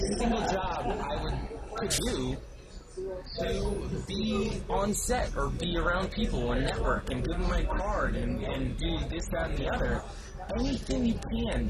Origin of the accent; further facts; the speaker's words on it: Maryland, United States; moved away as an adult; also born or lived in Carmel, California / Virginia; born in Carmel, California, up north, but I was raised in Maryland